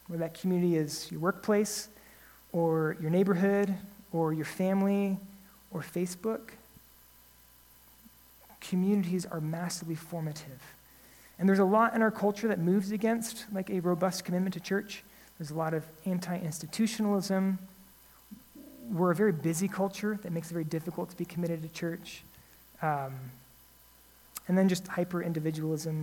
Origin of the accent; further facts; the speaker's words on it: United States; as an American